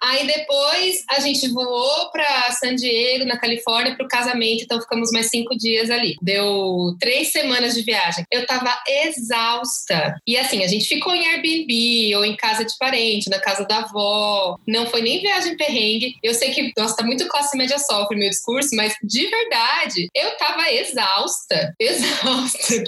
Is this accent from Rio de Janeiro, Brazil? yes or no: no; São Paulo, Brazil; eu sou de São Paulo